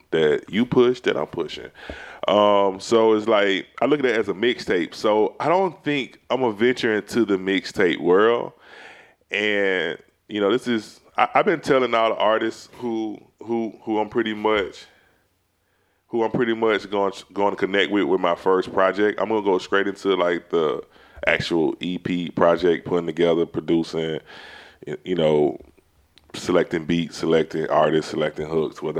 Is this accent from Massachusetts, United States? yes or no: no; Atlanta, Georgia, United States; Y'all don't really know I'm from East Atlanta, but I'm really kind of sedated.